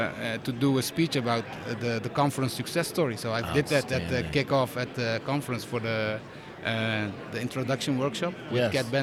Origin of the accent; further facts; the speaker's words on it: Netherlands; I'm from the Netherlands.